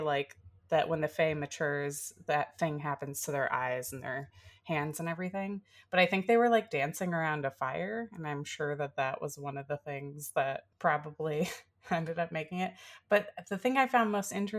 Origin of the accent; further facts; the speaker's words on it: the South, United States; growing up in the South